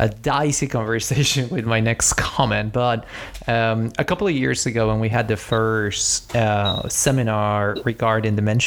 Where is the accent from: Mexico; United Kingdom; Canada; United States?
Mexico; I am from Mexico